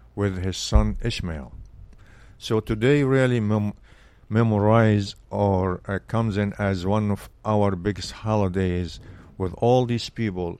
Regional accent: Belbeis, Sharqia, Egypt; English is a second language; moved away as an adult; now in United States; I grew up in Egypt, and, uh, s, was a small city

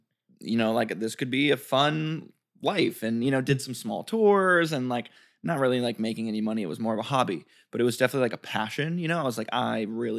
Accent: Detroit, Michigan, United States; born or raised there

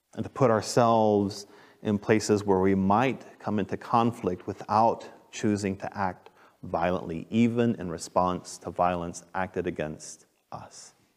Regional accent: Texas, United States; I grew up in Texas

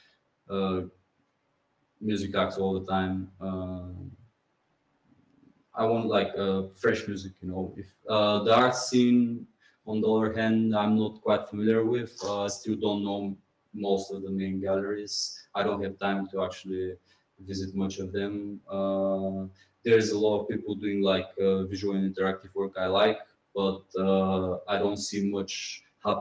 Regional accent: Pomorie, Burgas Province, Bulgaria; English is a second language; moved away as an adult; also born or lived in London, United Kingdom; now in Sofia, Bulgaria; I'm actually from Pomorie, which is a sea coast town, small town. When I came back in Bulgaria, I went to my hometown

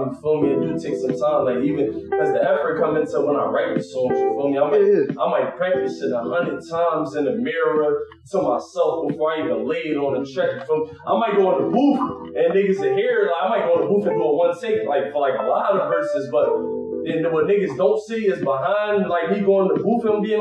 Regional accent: Philadelphia, Pennsylvania, United States; born or raised there

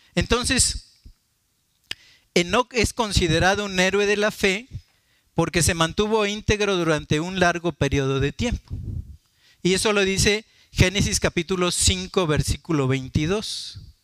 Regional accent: Martínez de la Torre, Veracruz, Mexico; una familia muy querida de Martínez de la Torre, de mi pueblo

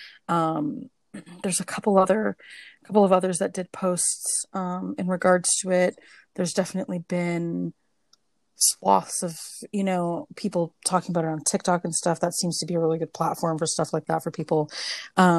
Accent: Canada; being Canadian

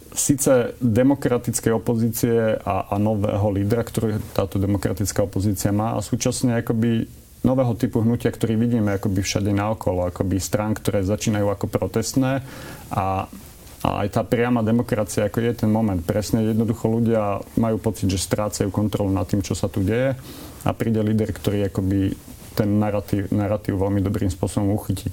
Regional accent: northern Slovakia, Slovakia; now in Bratislava, Slovakia; ako Slovák prichádzajúci zo severného Slovenska a, usadil, a usadil som sa v Bratislave

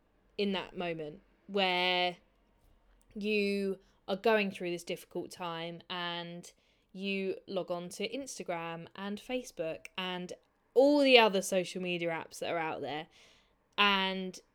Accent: United Kingdom; as British people

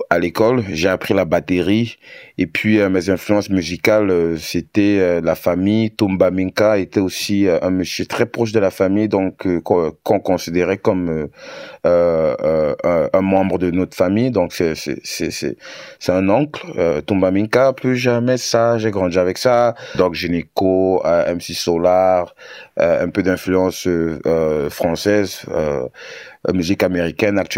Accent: Douala, Littoral, Cameroon; also born or lived in Yaoundé / Lolodorf; Euh, je suis camerounais d'origine. J'ai grandi euh, à Douala. J'ai aussi fait d'autres villes comme Yaoundé et Lolodorf, par exemple.

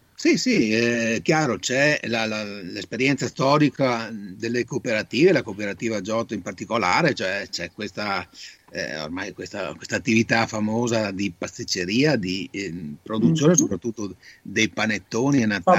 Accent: Italy; now in Padua, Italy; Il mio paese d'origine è Volgano, quindi ho un'esperienza non diretta perché abito a Padova da 45 anni

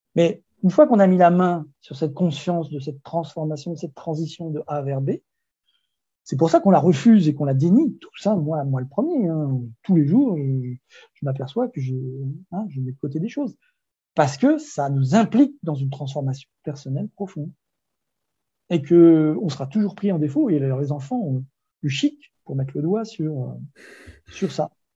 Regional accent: Brittany, France; Moi, je suis breton

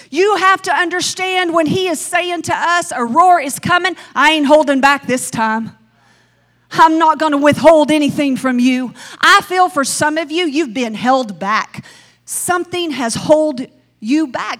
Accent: the South, Southern United States, United States; accent: Southern; I sound Southern.

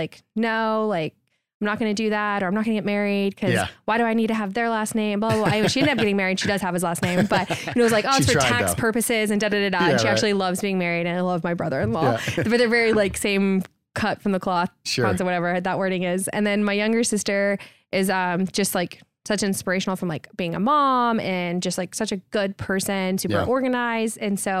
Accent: Houston, Texas, United States; also born or lived in Baton Rouge, United States; So I'm from Houston, Texas, born and raised. I left for a hot second, lived in Baton Rouge, Louisiana.

